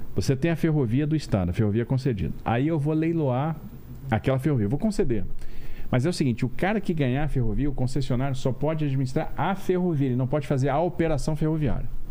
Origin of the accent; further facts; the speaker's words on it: Brasília, Federal District, Brazil; moved away as an adult; also born or lived in Rio de Janeiro; Mas a minha vida, minha infância, adolescência foi em Brasília